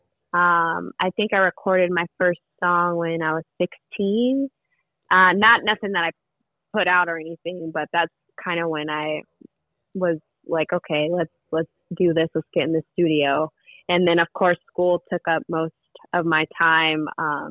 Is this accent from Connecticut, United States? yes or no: no; Fontana, California, United States; I grew up in Fontana, born and raised